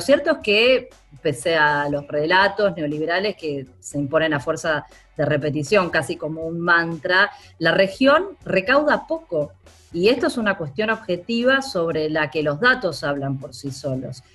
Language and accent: Spanish; Argentina; En mi país, en Argentina